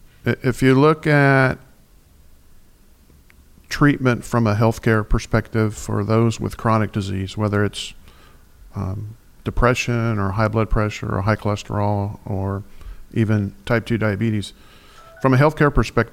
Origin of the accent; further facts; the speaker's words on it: Floresville, Texas, United States; also born or lived in Houston, Texas; I'm from South Texas